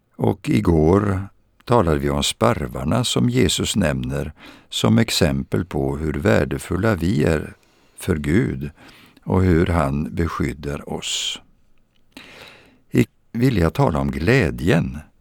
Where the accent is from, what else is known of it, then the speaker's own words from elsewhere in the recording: Vadstena, Östergötland, Sweden; Vadstena i centrum. Där växte jag upp